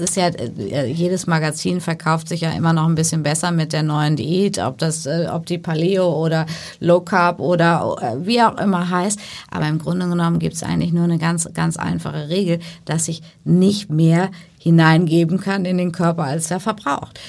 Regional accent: Paderborn, North Rhine-Westphalia, Germany; moved away; also born or lived in Hamburg; Ich bin ja ähm, gebürtige Hamburgerin, aber ja. groß geworden zwischen Paderborn und Bielefeld mhm. und in Paderborn zur Schule gegangen ins Michaelskloster

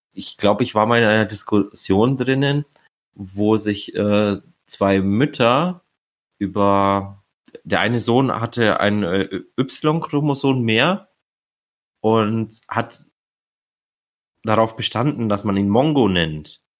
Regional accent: Romania; now in Germany; ich als Rumäne

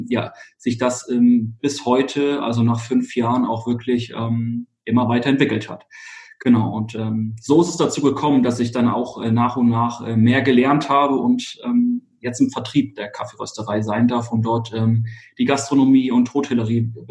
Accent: Hesse, Germany; moved away as an adult; ich bin tatsächlich in, äh, in Hessen geboren. Ähm, da bin ich, äh, habe ich bis bis 2015 ähm, gelebt

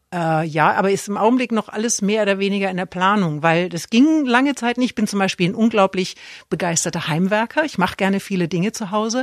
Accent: Erlangen, Bavaria, Germany; moved away; Weil ich komme ja aus Erlangen

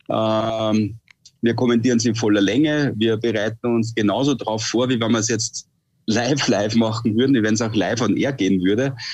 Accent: Austria; Und äh, jetzt ist dieses Wochenende eine ganz große Ausnahme, weil das Rennen eben bei uns zu Hause in Österreich stattfindet.

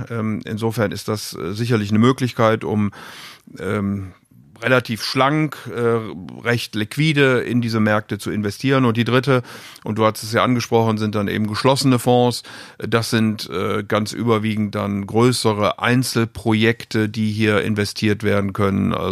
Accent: Rhineland, Germany; eher da, wo ich herkomme, nämlich im Rheinland.

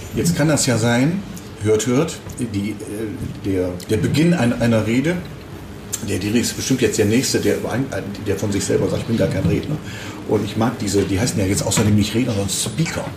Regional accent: Düsseldorf, North Rhine-Westphalia, Germany; hier in meiner Geburtsstadt

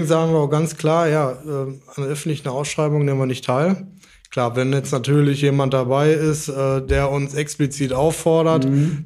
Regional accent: Dortmund, North Rhine-Westphalia, Germany; moved away as an adult; now in Kirchhellen, Germany; Äh, ich bin aufgewachsen in Dortmund

